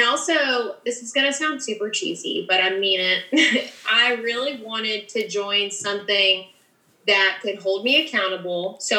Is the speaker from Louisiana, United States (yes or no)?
yes; New Orleans, Louisiana, United States; also born or lived in Alabama / Georgia; I am active duty in the Army. I'm from the South all over. Was born in New Orleans, grew up between there, Alabama, and Georgia. Ended up enlisting from North Alabama